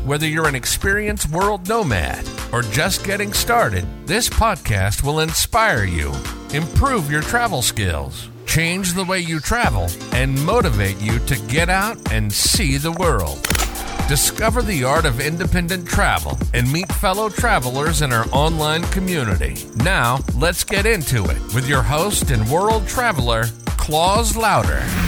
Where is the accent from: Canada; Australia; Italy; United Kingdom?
Italy; I was born and raised in Italy.